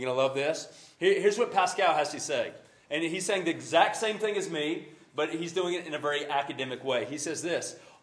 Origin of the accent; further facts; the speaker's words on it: Carrollton, Georgia, United States; I'm from Carrollton, Georgia